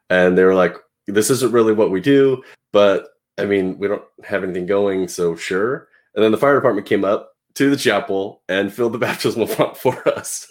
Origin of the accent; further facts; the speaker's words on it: Pacific Northwest, United States; also born or lived in Portland, Oregon; I'm from the Pacific Northwest. I live near Portland, Oregon